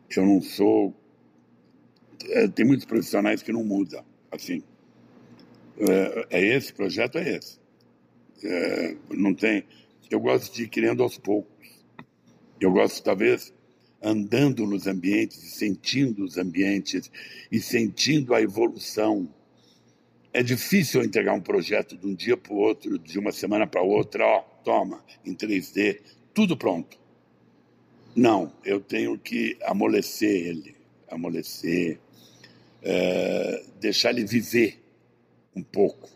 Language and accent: Portuguese; Brazil; eu não nasci no Jardim Europa, nem em Ipanema, nem em Leblon, eu nasci no interior